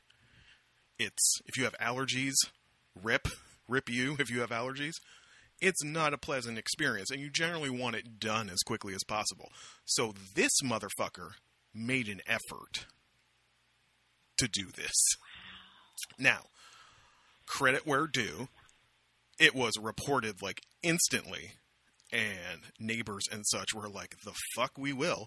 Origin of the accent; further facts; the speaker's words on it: Amherstburg, Ontario, Canada; my hometown of Amherstburg, Ontario, Canada, population, by now, maybe like 18,000